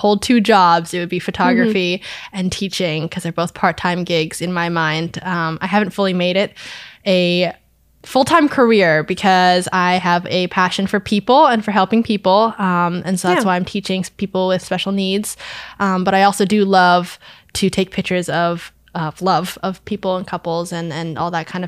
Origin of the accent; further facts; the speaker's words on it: Vermont, United States; I was born and raised in Vermont. I went to high school in Milton at Milton High School